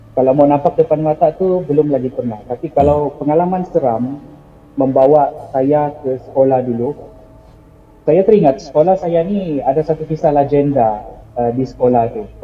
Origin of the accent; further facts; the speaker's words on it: Sabah, Malaysia; So kopi kopi ejaan kopi itu adalah slang kami di Sabah.